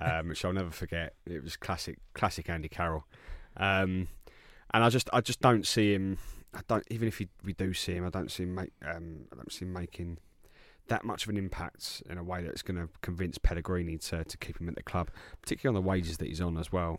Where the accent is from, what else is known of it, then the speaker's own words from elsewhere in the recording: England, United Kingdom; being English